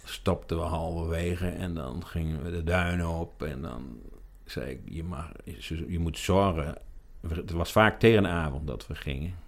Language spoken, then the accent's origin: Dutch; Ameland, Friesland, Netherlands; born or raised there